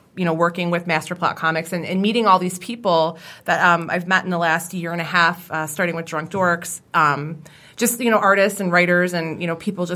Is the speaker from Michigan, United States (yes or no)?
yes; Michigan, United States; I was born and raised here in Michigan